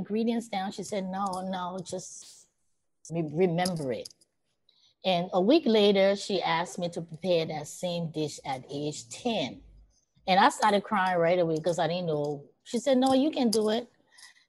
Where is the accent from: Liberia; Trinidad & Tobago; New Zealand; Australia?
Liberia; also born or lived in Queens, New York; now in United States; growing up in Liberia